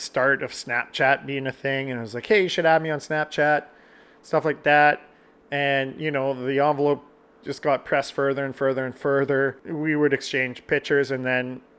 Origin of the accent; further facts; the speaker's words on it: Canada; I'm Canadian